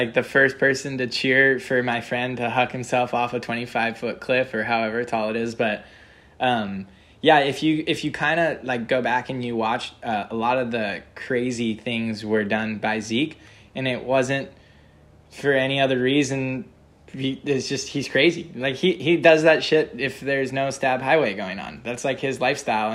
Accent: California, United States; I'm from California

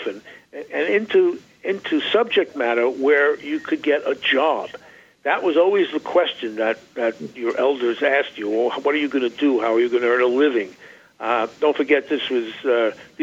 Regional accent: New York, United States; growing up in New York in the 40s

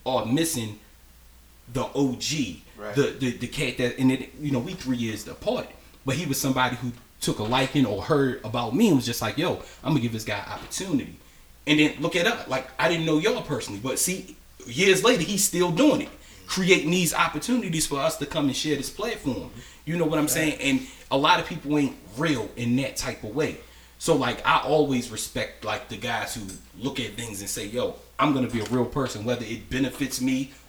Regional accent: Annapolis, Maryland, United States; I'm from Robinwood

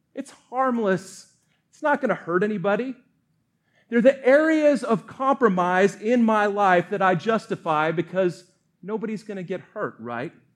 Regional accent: Colorado, United States; moved away; also born or lived in Montana; grew up in Colorado

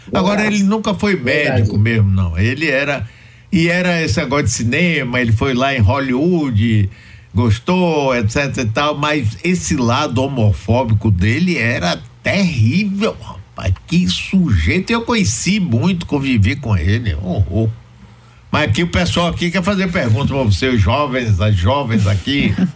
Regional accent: Bahia, Brazil; quando eu era jovem aqui na Bahia

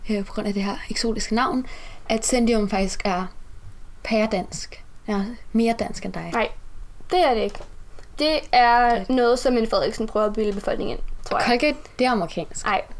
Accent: Southern Denmark, Denmark; Jeg er opvokset på Fyn med min familie.

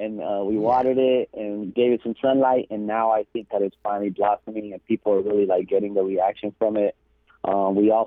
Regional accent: Copper Canyon, Chihuahua, Mexico; now in Texas, United States; from Copper Canyon.

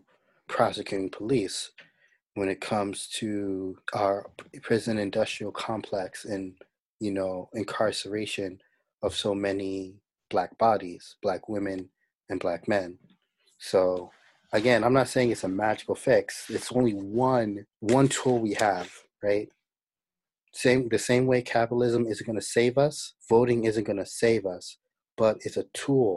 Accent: New York, United States; also born or lived in New Jersey; as a New Yorker, someone who's lived in New York and New Jersey

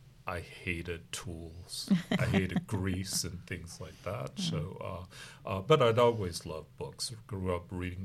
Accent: Chicago, Illinois, United States; moved away as an adult; also born or lived in Louisville, Kentucky / Baton Rouge, Louisiana / Lafayette, Louisiana; now in San Antonio, United States; Originally from Louisville, but I grew up in Chicago.

